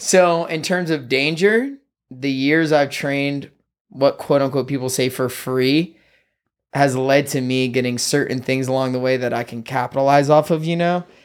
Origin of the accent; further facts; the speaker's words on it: Irmo, South Carolina, United States; moved away as an adult; now in Los Angeles, United States; I'm from South Carolina, Irmo, like, right in the middle of Columbia, to be exact